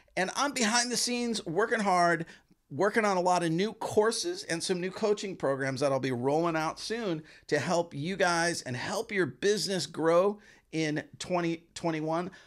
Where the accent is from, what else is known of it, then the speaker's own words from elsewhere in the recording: Chicago, Illinois, United States; I grew up in Chicago